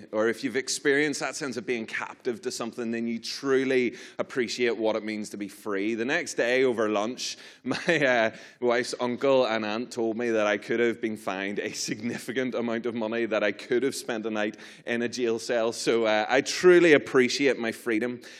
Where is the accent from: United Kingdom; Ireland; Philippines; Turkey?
Ireland; I'm from, from Ireland.